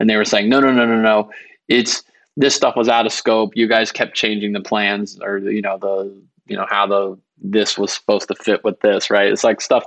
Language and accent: English; Georgia, United States; I am from Georgia and my parents are bankruptcy lawyers there